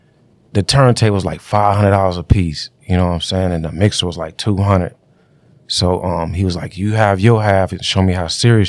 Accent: Highland Park, Michigan, United States; Well, I grew up in Highland Park.

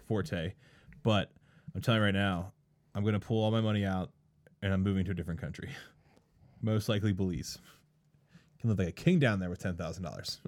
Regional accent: East Coast, United States; moved away; I'm from the East Coast

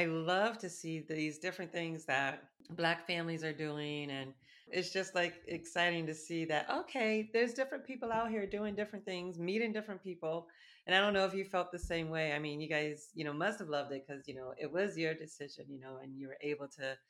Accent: Ohio, United States; moved away; also born or lived in Boston / New York; we grew up in Ohio.

